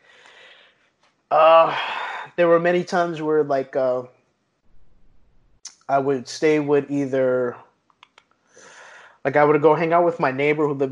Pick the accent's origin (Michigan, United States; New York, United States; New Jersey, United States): New York, United States; New York City; moved away; growing up in New York